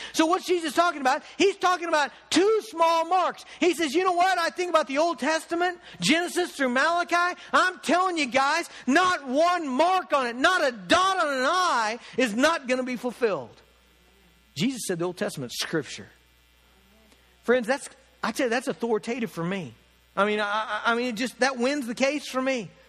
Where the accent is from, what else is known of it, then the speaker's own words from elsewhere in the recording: United States; being an American Christian